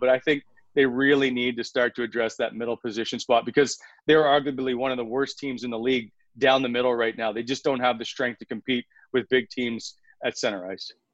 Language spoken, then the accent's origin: English; Fredericton, New Brunswick, Canada; moved away as an adult; also born or lived in Halifax; I grew up in New Brunswick